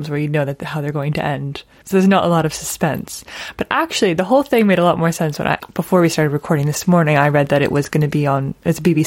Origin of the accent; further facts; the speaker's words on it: New Hampshire, United States; moved away as an adult; now in United Kingdom; I grew up in New Hampshire, and then moved over to the UK a few years ago